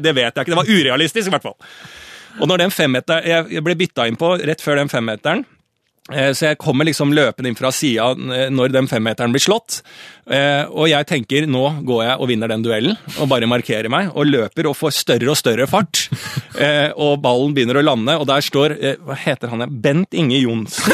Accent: Bærum, Akershus, Norway; jeg er selv fra Bærum

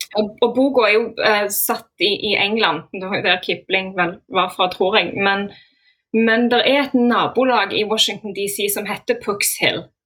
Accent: Sola, Rogaland, Norway; now in Oslo, Norway; Jeg kommer egentlig fra Sola i Rogaland. Jeg har bodd i Oslo i ja, et godt tiår nå.

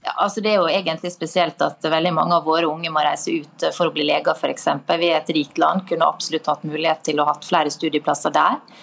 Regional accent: Møre og Romsdal, Norway; Møre og Romsdal, der jeg kommer fra

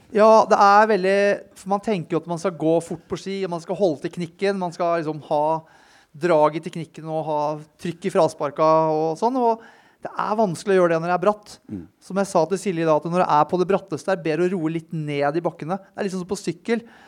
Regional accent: Tønsberg, Vestfold, Norway; moved away as an adult; now in Oslo, Norway; jeg er fra Tønsberg. Flytta inn hit til Oslo da jeg var 19 år, 20 år.

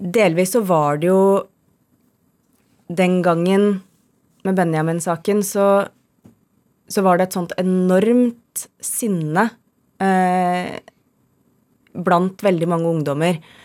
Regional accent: Skjetten, Akershus, Norway; jeg er fra Skjetten utafor Lillestrøm

